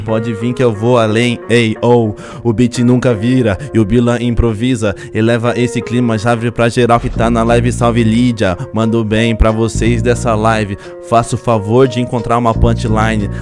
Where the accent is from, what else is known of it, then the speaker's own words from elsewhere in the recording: São Paulo, Brazil; eu sou paulista